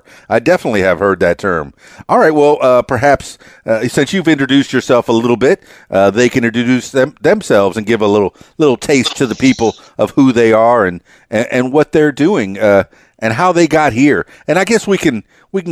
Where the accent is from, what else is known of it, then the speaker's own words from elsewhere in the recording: Miami, Florida, United States; I'm Cuban. I'm from Miami